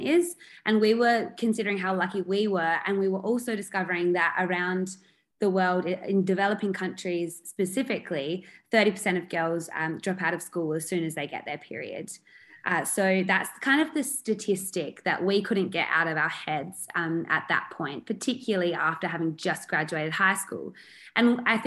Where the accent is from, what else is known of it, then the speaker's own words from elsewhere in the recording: South Australia, Australia; We are from South Australia